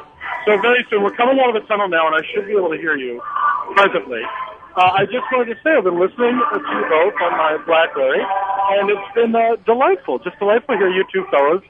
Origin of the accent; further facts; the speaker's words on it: Philadelphia, Pennsylvania, United States; I'm from Philadelphia, Pennsylvania, the city of brotherly love.